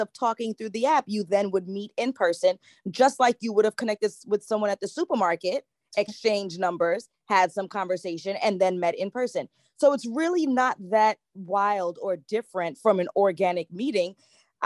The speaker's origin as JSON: {"language": "English", "town": "New York City", "region": "New York", "country": "United States", "said": "I am from Brooklyn, New York, here in the U.S."}